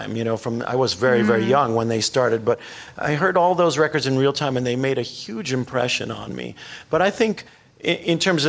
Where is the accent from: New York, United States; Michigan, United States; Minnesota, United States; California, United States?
New York, United States; Long Island; I grew up on Long Island